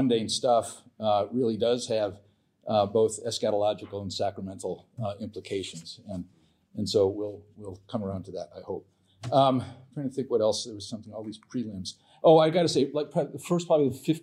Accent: California, United States; when I was a kid growing up in California a long time ago

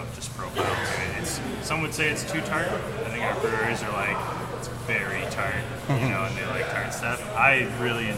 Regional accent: Bellingham, Washington, United States; I'm actually from Bellingham

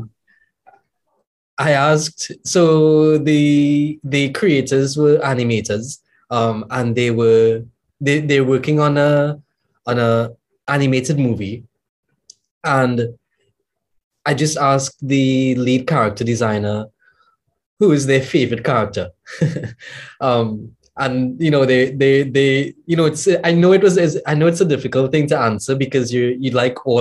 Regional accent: Trinidad & Tobago

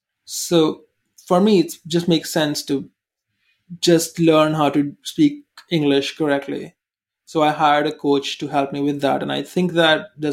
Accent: India; accent: Indian; English is a second language; the Indian accent is completely normal in India. So Indians think my accent, what I'm doing, is trying to be fake and, trying to act like I'm American when I'm not.

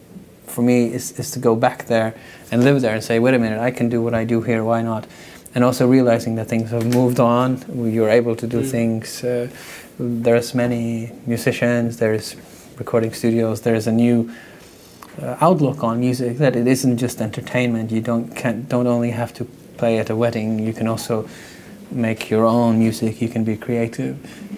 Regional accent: Faroe Islands; moved away as an adult; also born or lived in California / London / New York / Copenhagen; growing up on the Faroe Islands, I knew I was a musician

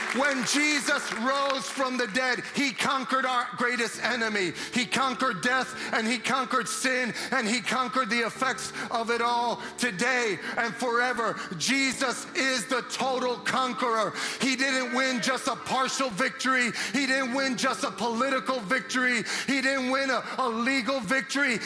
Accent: New York City, New York, United States; now in Chicago, United States; I'm from Brooklyn

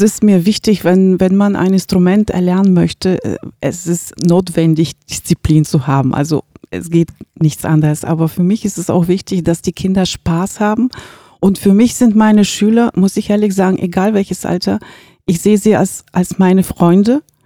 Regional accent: Bulgaria; now in Gifhorn, Germany; ich, äh, lebe in Gifhorn seit, ähm, fast dreißig Jahre und, ähm, bin gebürtig aus Bulgarien

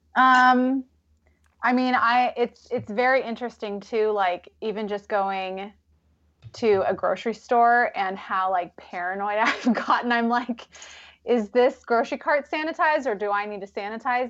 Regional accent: Vancouver, Washington, United States; moved away as an adult; also born or lived in Oregon / Ohio; I grew up in Vancouver, Washington

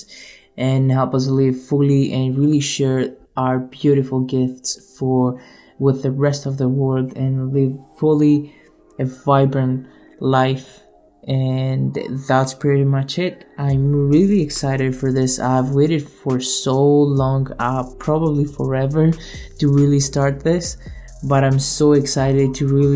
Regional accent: Greece; now in Canada; I was born and raised in Greece and I moved to Canada in 2014

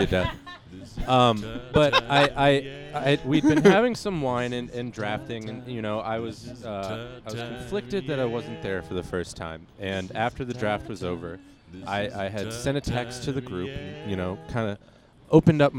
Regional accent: Maryland, United States; now in New York, United States; I'm from Maryland

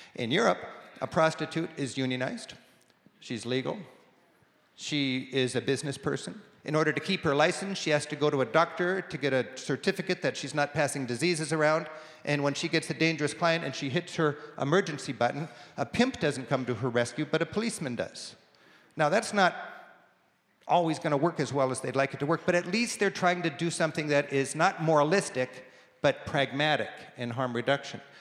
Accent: United States

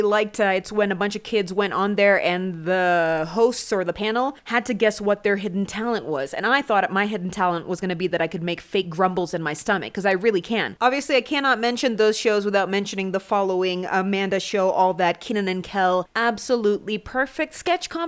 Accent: Kenya; I'm so Kenyan

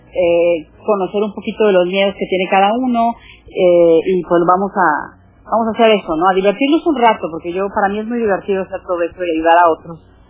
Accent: Monterrey, Nuevo León, Mexico; moved away; Monterrey, que es la ciudad donde yo nací, la ciudad donde vive mi hermana.

